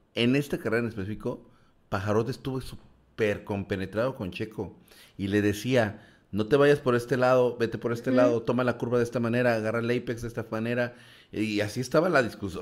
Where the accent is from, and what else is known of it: Mexico